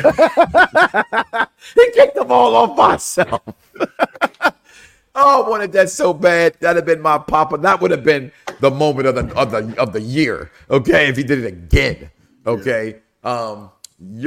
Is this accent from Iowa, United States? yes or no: no; Chicago, Illinois, United States; now in Florida, United States; I'm from Chicago originally.